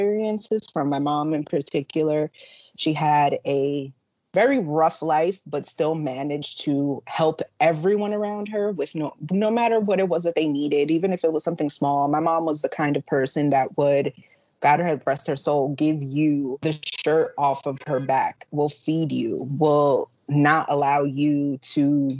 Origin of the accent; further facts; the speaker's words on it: Yonkers, New York, United States; I have pretty much lived in Yonkers for the majority of my life